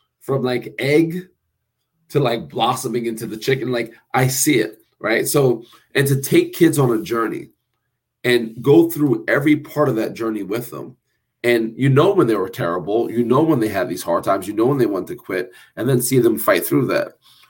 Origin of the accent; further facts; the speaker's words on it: New Jersey, United States; I'm a cat from Jersey